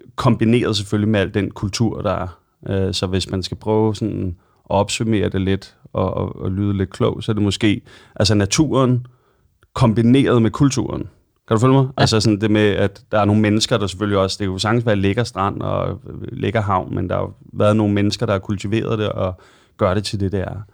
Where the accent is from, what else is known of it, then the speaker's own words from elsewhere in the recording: Copenhagen, Capital Region of Denmark, Denmark; also born or lived in London; jeg er født og opvokset i Sydhavn, og har boet i København øh, hele mit liv, bortset fra et år, hvor jeg øh, boede i London.